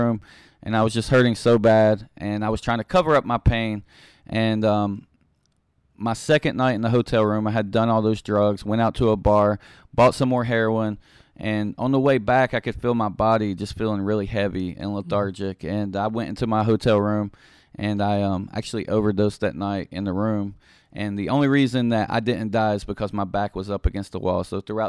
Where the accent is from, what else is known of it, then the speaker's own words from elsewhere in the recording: Beckley, West Virginia, United States; I am originally from Beckley, West Virginia. I grew up there